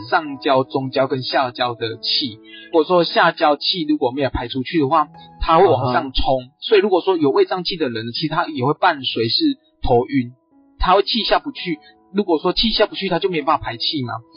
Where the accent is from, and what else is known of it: Taiwan